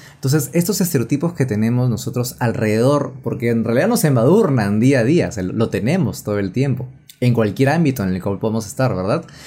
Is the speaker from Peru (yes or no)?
yes; Peru; yo que no soy nada limeño, soy de provincia